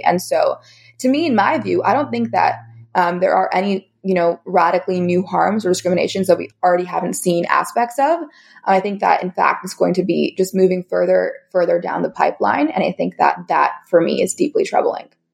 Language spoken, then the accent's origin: English; California, United States; my home state of California in the US